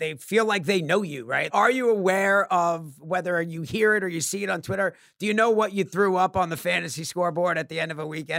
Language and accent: English; New York, United States; Now, we're from New York, so we know what cold is.